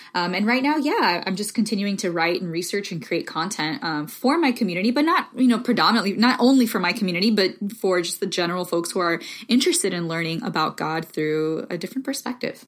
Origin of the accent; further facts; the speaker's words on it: Miami, Florida, United States; first language Spanish; English is a second language; moved away as an adult; also born or lived in the South (US); I'm Cuban American, originally from Miami